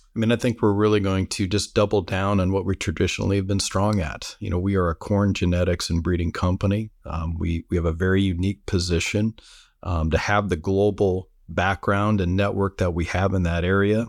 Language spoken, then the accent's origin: English; Fort Wayne, Indiana, United States; growing up in Fort Wayne, Indiana